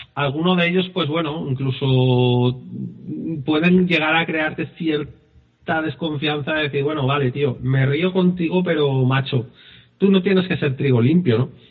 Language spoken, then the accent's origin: Spanish; Spain; No somos de otro país, somos españoles